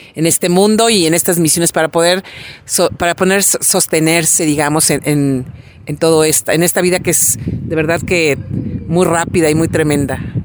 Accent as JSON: {"language": "Spanish", "country": "Mexico", "said": "así somos los mexicanos"}